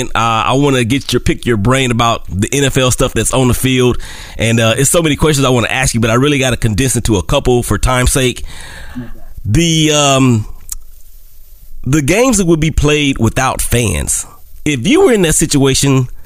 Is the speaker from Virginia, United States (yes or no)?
no; Oakland, California, United States; also born or lived in Monroe; And you know, Monroe is is our hometown, uh, but I'm from Monroe by way of Oakland, California.